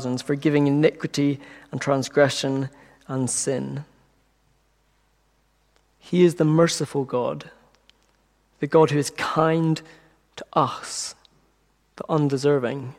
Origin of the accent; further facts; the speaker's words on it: Belfast, Northern Ireland, United Kingdom; moved away as an adult; also born or lived in Scotland; I'm originally from Belfast. I say originally, I was born there and raised there until I was 18 and moved to Scotland, so I'm just from Belfast